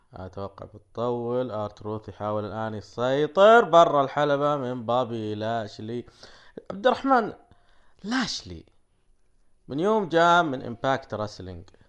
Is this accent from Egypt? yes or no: no; Saudi Arabia; عندنا في السعودية